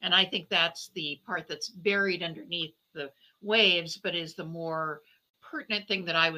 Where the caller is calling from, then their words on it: Milwaukee, Wisconsin, United States; I'm joining you from Milwaukee, Wisconsin. It's still cold here, even though it's the end of middle of March. We don't get much spring here, unfortunately.